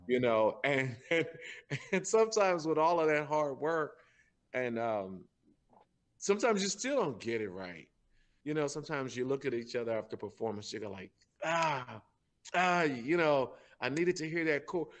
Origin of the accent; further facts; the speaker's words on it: St. Louis, Missouri, United States; I'm from St. Louis. I grew up. I was born and raised right here in uh, in the North St. Louis.